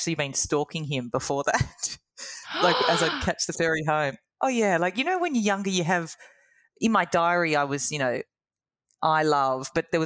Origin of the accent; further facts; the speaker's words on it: Sydney, New South Wales, Australia; moved away as an adult; also born or lived in London / Chile; I grew up in Sydney